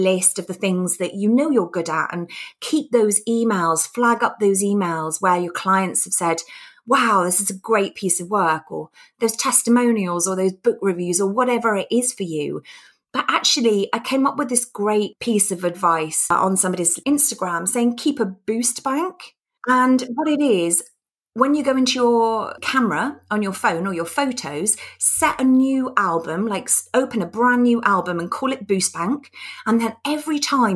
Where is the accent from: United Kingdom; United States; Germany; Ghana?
United Kingdom; being British